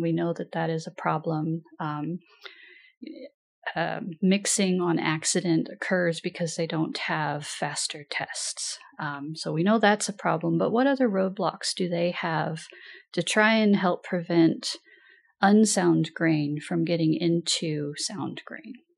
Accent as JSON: {"language": "English", "town": "Pendleton", "region": "Oregon", "country": "United States", "also_born_or_lived": "Washington", "said": "I'm originally from Pendleton, Oregon"}